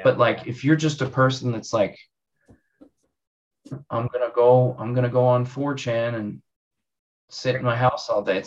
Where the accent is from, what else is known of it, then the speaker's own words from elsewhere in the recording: United States; I'm an American